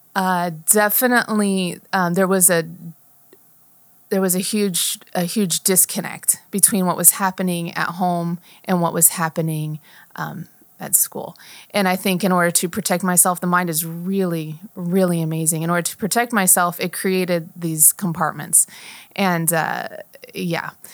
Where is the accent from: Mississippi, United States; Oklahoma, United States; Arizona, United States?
Arizona, United States; Chandler; also born or lived in Napa, California; I grew up in Chandler for the most part